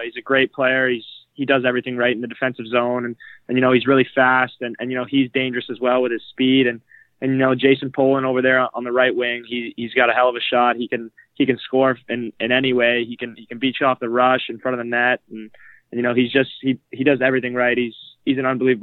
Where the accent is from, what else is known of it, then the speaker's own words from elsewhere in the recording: London, Ontario, Canada; moved away; I'm from London.